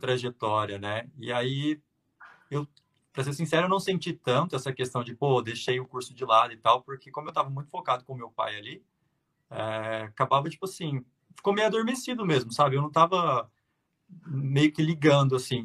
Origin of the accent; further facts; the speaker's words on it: Uberaba, Minas Gerais, Brazil; also born or lived in São José do Rio Preto / Canada; eu sou natural de Beraba, Minas Gerais, lá no Triângulo